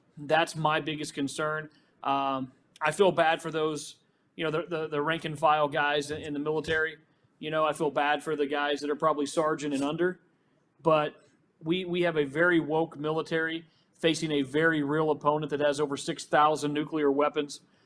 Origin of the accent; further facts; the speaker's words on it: Arkansas, United States; I'm from Arkansas